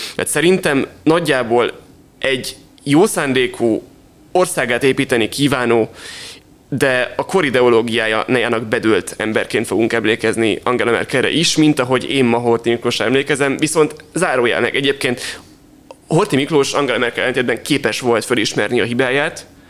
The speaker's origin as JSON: {"language": "Hungarian", "country": "Hungary"}